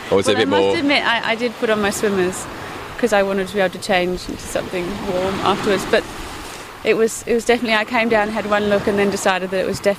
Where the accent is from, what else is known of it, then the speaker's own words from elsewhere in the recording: Australia; moved away; I'm from Australia.